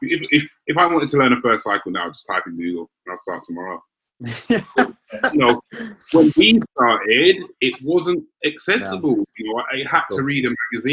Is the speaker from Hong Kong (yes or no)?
no; United Kingdom; me and Corey, essentially we're from London and Essex